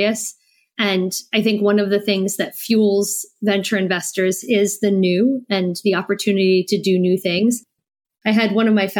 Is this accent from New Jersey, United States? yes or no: yes; New Jersey, United States; moved away as an adult; also born or lived in New York / Iowa City, Iowa / Germany; now in France; I grew up in New Jersey. I'm American.